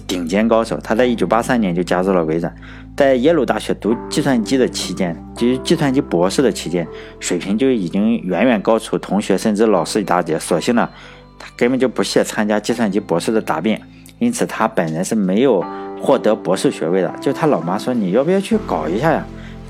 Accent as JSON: {"language": "Chinese", "country": "China", "said": "毕竟我是中国人"}